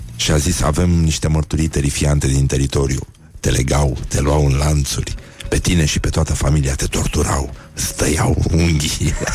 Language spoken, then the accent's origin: Romanian; Brăila, Brăila County, Romania; eu sunt din Brăila.